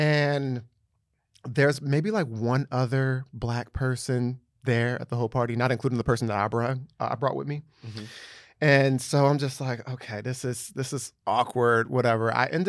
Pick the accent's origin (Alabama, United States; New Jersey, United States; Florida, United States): New Jersey, United States; Or like, when I say I'm from New Jersey, they're like, oh, Jersey.